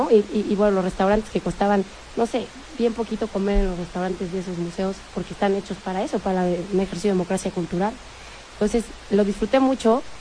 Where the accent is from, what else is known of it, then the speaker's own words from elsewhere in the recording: Salamanca, Castile and León, Spain; moved away as an adult; now in Madrid, Spain; Yo 20. Y entonces, este, porque me fui de Salamanca a Madrid.